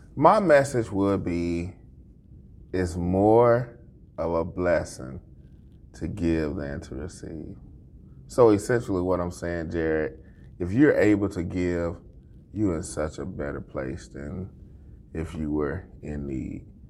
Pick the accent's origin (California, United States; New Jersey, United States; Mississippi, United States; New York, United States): Mississippi, United States; moved away as an adult; now in Springfield, United States; I'm originally from Mississippi. I was born and raised